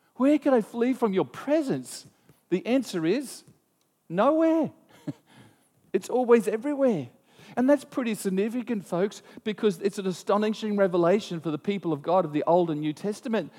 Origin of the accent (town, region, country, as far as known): Australia